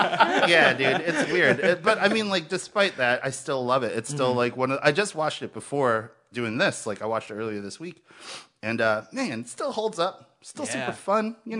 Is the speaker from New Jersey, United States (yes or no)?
yes; Cherry Hill, New Jersey, United States; So I'm from Cherry Hill, New Jersey.